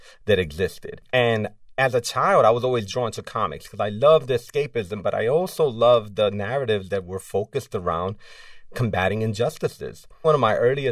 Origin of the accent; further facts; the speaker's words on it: New York City, New York, United States; a Latin growing up in New York City.